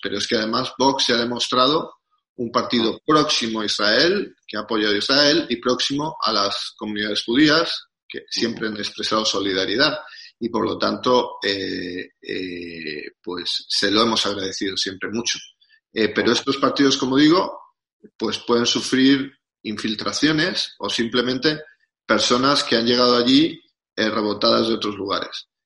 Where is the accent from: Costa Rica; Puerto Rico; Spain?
Spain; Nosotros somos españoles